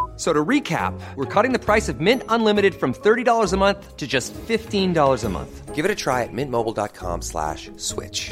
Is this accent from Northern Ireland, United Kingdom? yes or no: yes; Belfast, Northern Ireland, United Kingdom; moved away as an adult; also born or lived in Dublin, Ireland / New Zealand; now in Australia; growing up in Belfast in the 70s was great